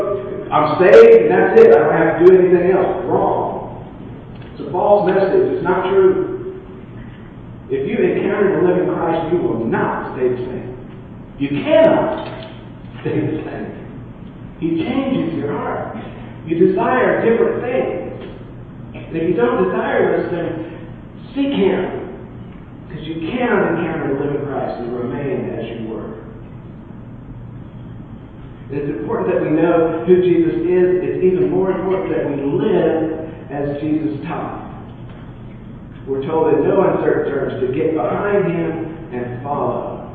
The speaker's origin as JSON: {"language": "English", "country": "United States", "tie": "born or raised there", "said": "I was raised in America"}